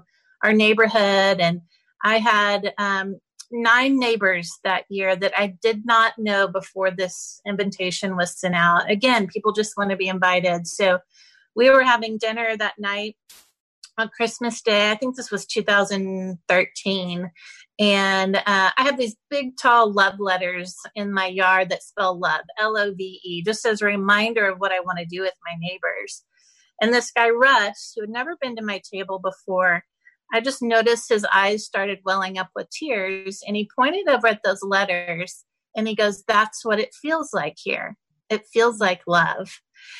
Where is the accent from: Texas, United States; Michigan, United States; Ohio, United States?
Texas, United States; I'm such a Texan